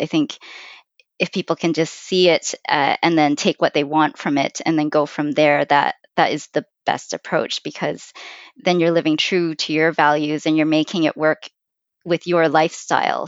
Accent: Vancouver, British Columbia, Canada; I, I was born and raised in Vancouver

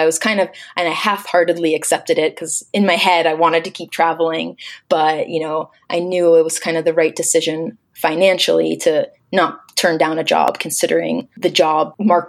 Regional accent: Florida, United States; now in Calgary, Canada; I am originally from Florida, born and raised.

